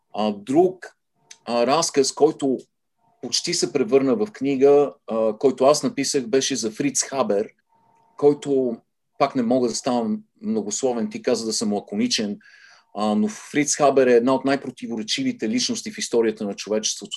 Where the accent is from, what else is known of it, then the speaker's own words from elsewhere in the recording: Sofia, Sofia City, Bulgaria; moved away as an adult; now in United States; аз израснах в центъра на София, на Солонска и Витушка, беше нашия